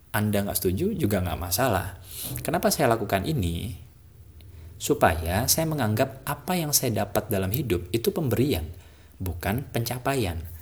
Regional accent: Java, Indonesia; Apalagi saya ini orang Jawa ya saya tuh diajarin, orang Jawa itu nggak pernah mengenal istilah kerja.

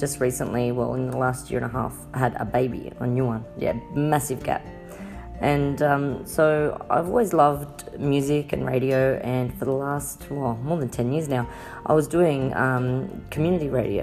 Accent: Sydney, New South Wales, Australia; I'm from Sydney, Australia

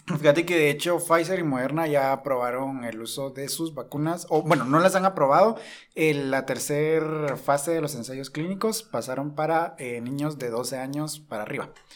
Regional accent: Guatemala; nosotros acá en Guatemala

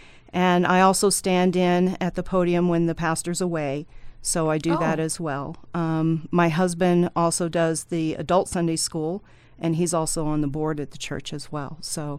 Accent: United States; born there; So thankfully, I was born in the United States.

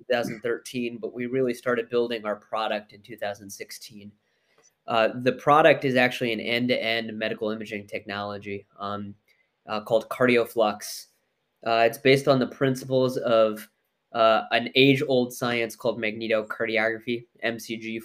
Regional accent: Mason, Ohio, United States; I grew up in Mason, Ohio, and that's actually, you know, punchline is that's where the business is located.

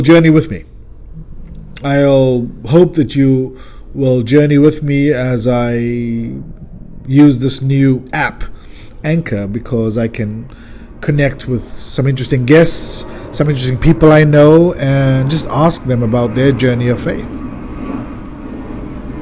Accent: South Africa; now in California, United States; a South African Californian

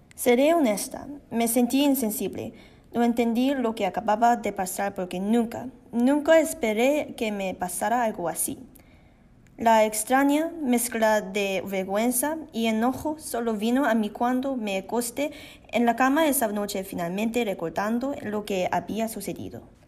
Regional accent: Canada; soy una canadiense china de primera generación

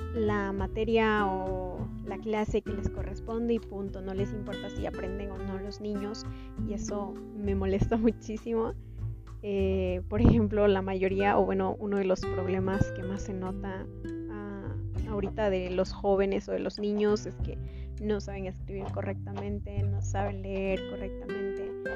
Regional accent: Texhuacán, Veracruz, Mexico; soy del municipio de Texhuacán. Está a 20 minutos de Songolica, a dos horas de Orizaba

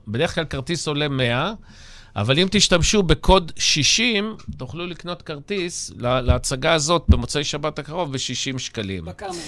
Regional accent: Ramat Gan, Tel Aviv District, Israel; born or raised there; also born or lived in Germany

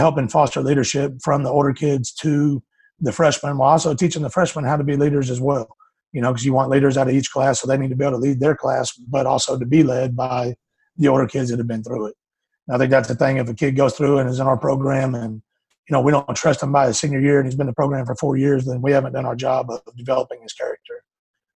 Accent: Houston, Texas, United States; also born or lived in Eastern New Mexico University; I grew up in Houston, Texas, just outside of Katy

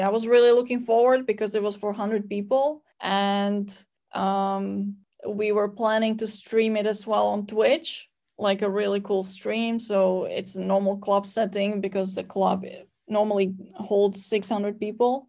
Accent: Slovakia; I'm from Slovakia

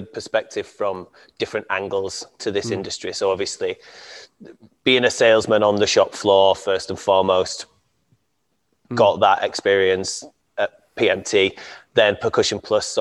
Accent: Castleford, Yorkshire and the Humber, United Kingdom; I come from a small town in West Yorkshire called Castleford

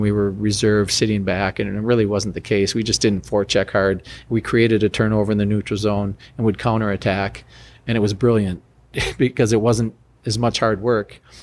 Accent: United States; I'm a American college player, first round pick

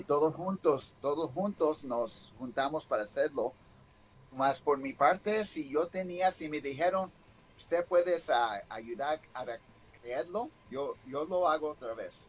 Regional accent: United States; Yo nací aquí en los Estados Unidos, nomás mi, ah, mamá y papá, ah, mi mamá, más mi mamá hablaba puro español

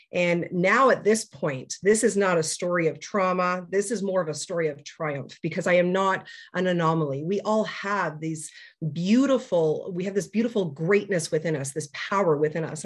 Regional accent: Toronto, Ontario, Canada; I hail from Toronto, Ontario, Canada, born and raised.

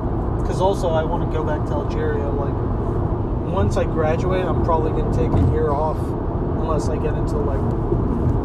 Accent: United States; I was born and raised in the U.S.

